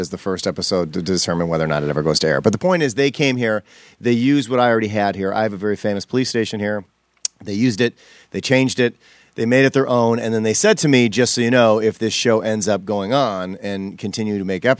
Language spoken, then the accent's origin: English; Wisconsin, United States; now in Los Angeles, United States; I'm from Wisconsin